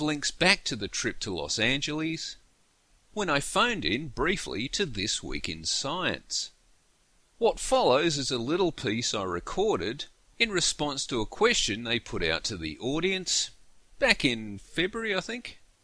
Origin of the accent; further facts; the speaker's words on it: Canberra, Australian Capital Territory, Australia; I'm from Canberra